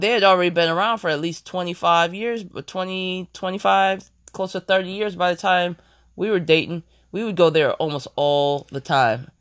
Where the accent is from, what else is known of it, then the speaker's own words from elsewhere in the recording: Ohio, United States; moved away; also born or lived in New York City; I'm originally from Ohio, but I did, I, I did live in New York for ten years